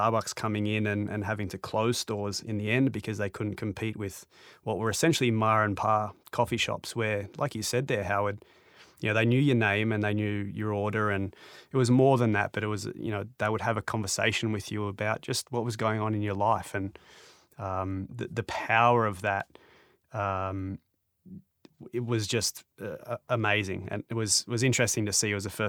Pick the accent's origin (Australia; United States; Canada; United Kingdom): Australia; Melbourne, Victoria; I'm from Melbourne, Australia